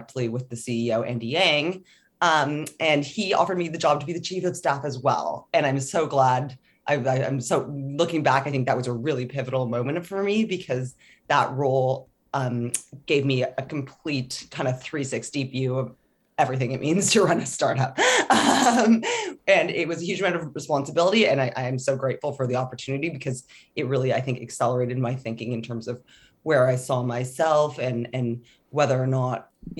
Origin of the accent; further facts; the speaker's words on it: Toronto, Ontario, Canada; also born or lived in Scotland; I'm from Toronto